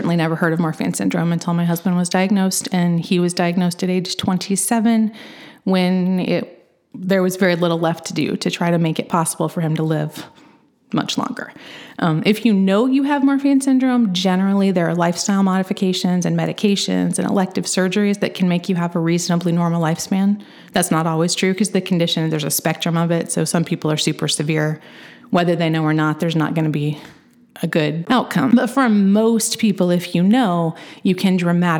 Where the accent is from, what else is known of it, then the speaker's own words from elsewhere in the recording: Edgar County, Illinois, United States; moved away as an adult; now in Champaign County, United States; I grew up in Edgar County, which is just a little bit southeast of Champaign County.